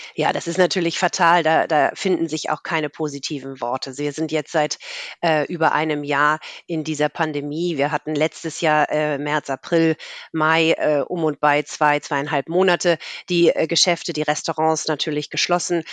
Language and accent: German; Hamburg, Germany; also born or lived in Munich / France; Ich bin in Hamburg geboren, habe hier Abitur gemacht